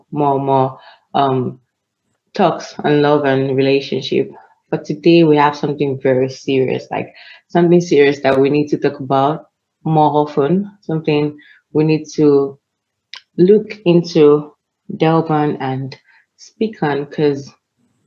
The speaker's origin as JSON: {"language": "English", "country": "Nigeria"}